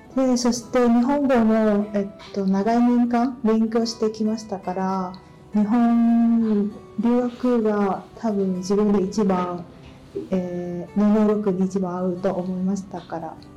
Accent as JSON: {"language": "Japanese", "town": "Ho Chi Minh City", "country": "Vietnam", "second_language": "Japanese", "moved": "as an adult", "lives_now": "Japan", "said": "ベトナムホジュから参りました。"}